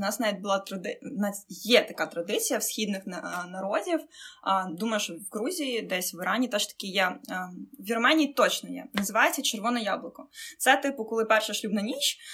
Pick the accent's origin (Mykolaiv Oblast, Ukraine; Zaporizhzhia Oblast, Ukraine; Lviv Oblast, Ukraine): Mykolaiv Oblast, Ukraine; Mykolaiv; Я вірменка за національністю. От і, хоча я там народилася, вижила в Миколаєві